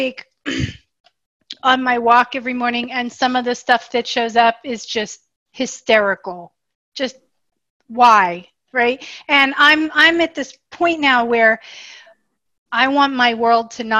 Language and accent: English; Bucks County, Pennsylvania, United States; born or raised there; now in Los Angeles, United States